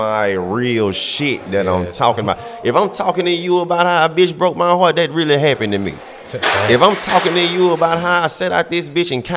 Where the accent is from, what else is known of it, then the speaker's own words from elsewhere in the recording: the Bay Area, California, United States; I grew up down in the Bay.